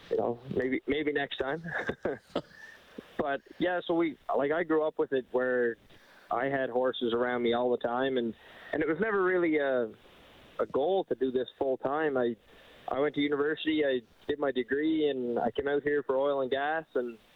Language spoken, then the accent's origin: English; Cape Breton Island, Nova Scotia, Canada; now in Alberta, Canada; I grew up in Nova Scotia in Cape Breton Island.